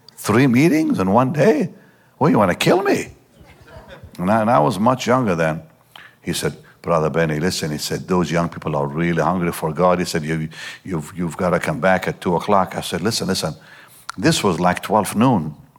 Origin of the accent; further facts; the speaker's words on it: Israel; I grew up in Israel